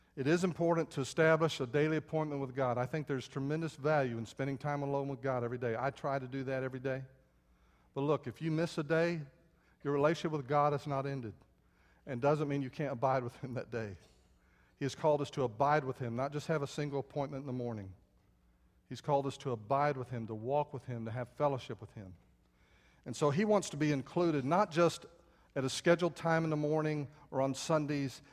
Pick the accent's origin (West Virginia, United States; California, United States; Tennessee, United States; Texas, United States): Texas, United States; San Antonio; when I was a little boy, I grew up outside San Antonio